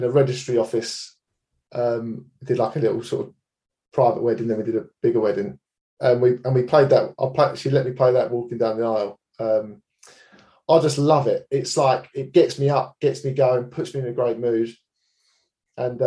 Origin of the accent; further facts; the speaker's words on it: Enfield, London, United Kingdom; moved away as an adult; now in Hertford, United Kingdom; I live in Hartford, just north of London. I grew up in Enfield